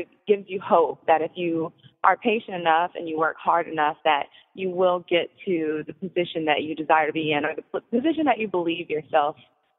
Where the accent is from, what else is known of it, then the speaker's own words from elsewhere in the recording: Atlanta, Georgia, United States; I'm from Atlanta, Georgia.